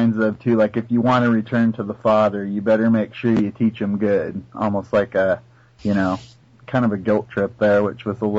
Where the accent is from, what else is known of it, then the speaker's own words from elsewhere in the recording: Portland, Oregon, United States; also born or lived in Washington State; now in Washington, United States; I'm originally from Portland, Oregon. Now I live in Washington State.